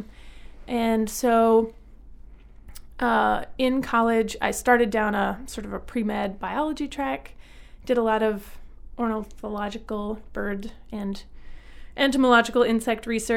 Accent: Northern Virginia, United States; now in Portland, Maine, United States; I grew up in Northern Virginia

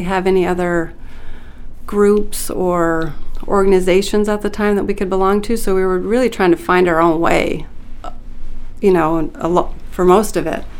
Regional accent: Limestone, Maine, United States; I grew up in Limestone in Aroostook County, and my father was a potato farmer

